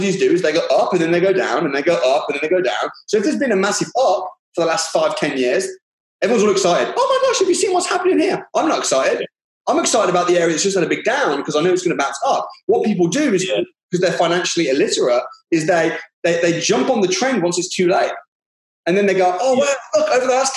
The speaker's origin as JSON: {"language": "English", "area": "Walsall", "region": "West Midlands", "country": "United Kingdom", "tie": "born or raised there", "said": "I grew up in Warsaw"}